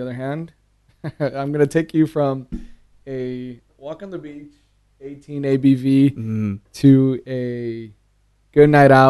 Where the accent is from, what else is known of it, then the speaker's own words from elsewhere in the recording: San Diego, California, United States; born there; So I was born in California.